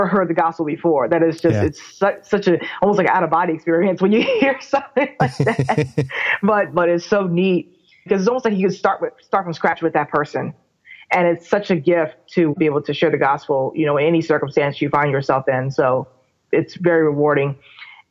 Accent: Maryland, United States; I grew up in Maryland, where basically everybody's a Christian

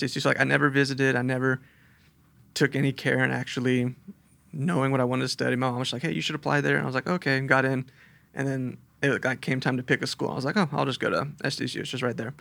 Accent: Chula Vista, California, United States; also born or lived in Texas / El Cajon; I was born in Texas, moved here when I was little, and I grew up down in Chula Vista

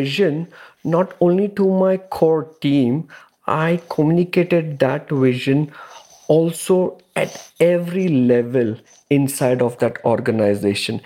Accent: India; also born or lived in Dubai, United Arab Emirates; now in Canada; Originally, I'm from India, and I have three kids

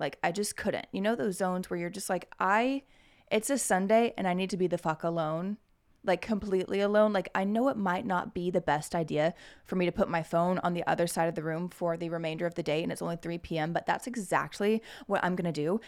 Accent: Oklahoma, United States; I'm from Oklahoma

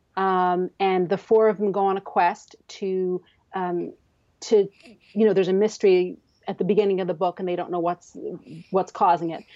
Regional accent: Canada; also born or lived in Newfoundland and Labrador; I'm a Canadian author living in the, in the province of Newfoundland and Labrador

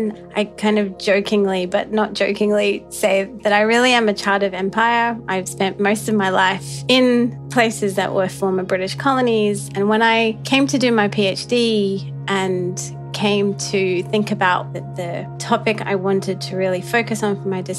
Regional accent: Australia; also born or lived in Sri Lanka / New Zealand; now in Princeton, United States; I'm from many places. I was born in Sri Lanka, grew up in Australia and New Zealand, and after a lot of travels have found my way to Princeton, New Jersey, where I teach at the university.

